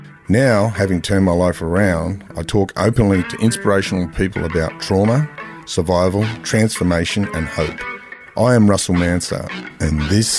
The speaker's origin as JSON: {"language": "English", "town": "Sydney", "region": "New South Wales", "country": "Australia", "tie": "born or raised there", "said": "I grew up in Mount Druitt and in prison and in the boys' homes"}